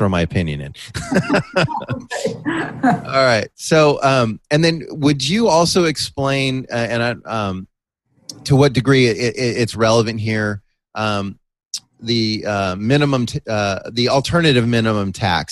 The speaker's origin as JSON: {"language": "English", "town": "San Mateo", "region": "California", "country": "United States", "tie": "born or raised there", "also_born_or_lived": "La Jolla", "moved": "yes", "said": "In my hometown of San Mateo in the Bay Area"}